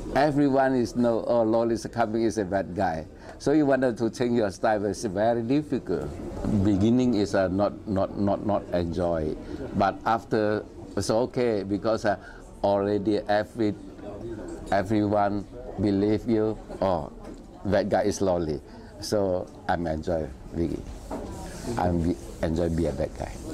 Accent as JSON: {"language": "English", "town": "Newark", "region": "New Jersey", "country": "United States", "tie": "born or raised there", "said": "I grew up in Newark, New Jersey"}